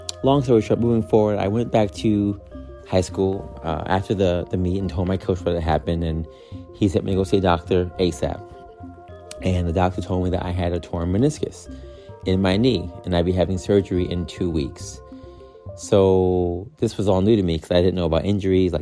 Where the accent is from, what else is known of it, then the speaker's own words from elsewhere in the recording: New York, United States; I was from New York